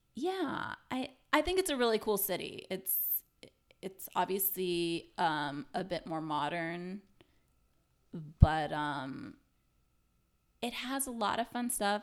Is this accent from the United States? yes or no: yes; United States; as an American